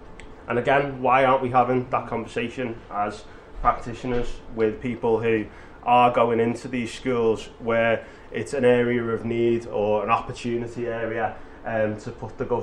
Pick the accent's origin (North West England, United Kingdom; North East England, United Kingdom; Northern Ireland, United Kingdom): North West England, United Kingdom; Liverpool; I'm from Liverpool